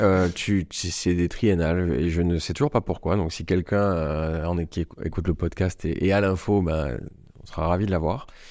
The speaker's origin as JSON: {"language": "French", "town": "Marseille", "region": "Provence-Alpes-Côte d'Azur", "country": "France", "tie": "born or raised there", "also_born_or_lived": "Paris", "accent": "Marseille", "moved": "as an adult", "said": "un entrepreneur marseillais"}